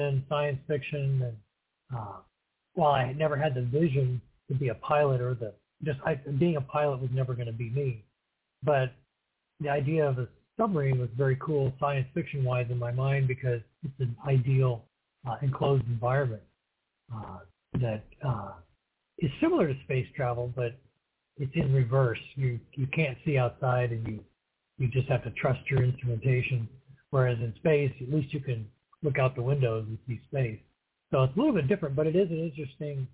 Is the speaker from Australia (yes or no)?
no; St. Louis, Missouri, United States; also born or lived in New Mexico / Eureka, Missouri; I was born in St. Louis, Missouri, and I was, that was back before 1960, I'll put it that way. And I grew up out in St. Louis County